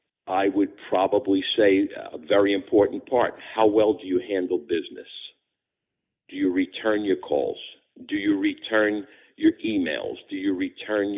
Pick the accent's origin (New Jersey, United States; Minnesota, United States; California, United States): New Jersey, United States; West New York; also born or lived in Pompton Plains, New Jersey; I was born in Hudson County, New Jersey, in a small town called West New York, New Jersey, west of New York City, right across from the city, and I lived there for about 30 years.